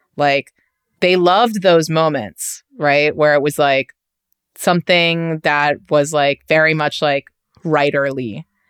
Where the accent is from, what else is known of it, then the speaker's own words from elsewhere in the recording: New York City, New York, United States; accent: New York; native New Yorkers